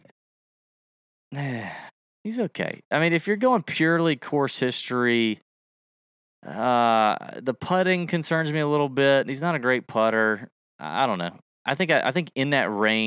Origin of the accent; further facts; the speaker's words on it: the South, United States; we're from the South. We talk slow.